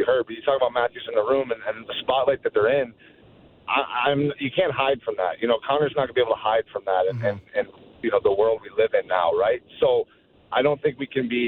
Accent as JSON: {"language": "English", "town": "Sudbury", "region": "Ontario", "country": "Canada", "tie": "born or raised there", "said": "my hometown of Sudbury"}